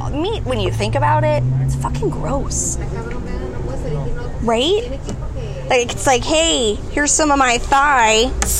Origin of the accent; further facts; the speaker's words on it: Santa Clarita, California, United States; I grew up in Santa Clarita, which is super, like, white trash, kind of.